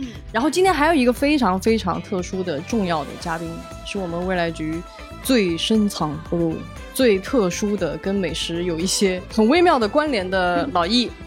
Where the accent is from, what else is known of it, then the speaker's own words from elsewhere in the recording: Southwest China, China; moved away; 像我们这样的南方人到了北方